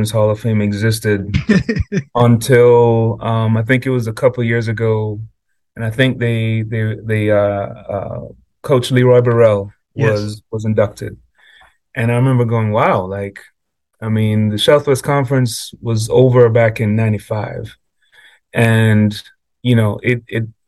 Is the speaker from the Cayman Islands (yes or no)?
yes; Cayman Islands; moved away; when I grew up in Cayman, my family was a family of teachers